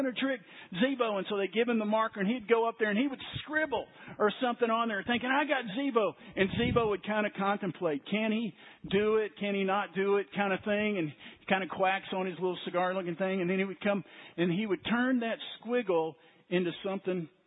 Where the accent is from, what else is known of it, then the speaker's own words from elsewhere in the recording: Waco, Texas, United States; when I was a child growing up in Waco